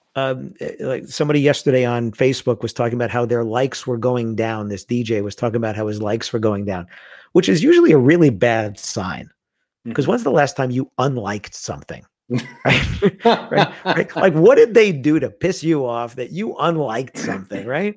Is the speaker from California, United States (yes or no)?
no; New York City, New York, United States; I grew up in Queens, in New York